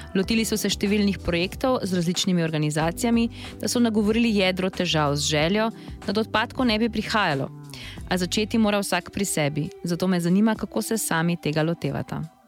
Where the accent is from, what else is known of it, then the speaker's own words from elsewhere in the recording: Slovenia; smo Slovenci